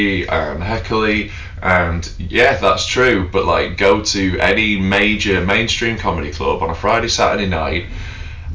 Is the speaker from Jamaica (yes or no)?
no; Knaresborough, Yorkshire and the Humber, United Kingdom; I'd moved back to my hometown in North Yorkshire